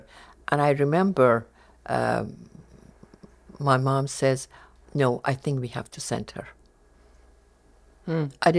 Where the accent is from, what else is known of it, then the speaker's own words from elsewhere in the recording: Tehran, Tehran Province, Iran; born there; English is a second language; I was born in Tehran. And I had two older brothers.